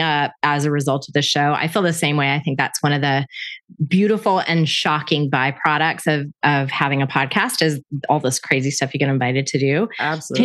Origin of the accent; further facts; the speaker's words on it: Panama City, Florida, United States; my hometown of Panama City, Florida